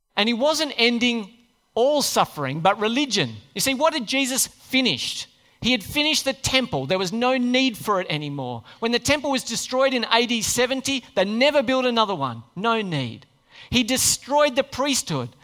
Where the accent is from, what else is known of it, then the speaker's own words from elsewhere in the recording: Australia; We just don't take things very seriously here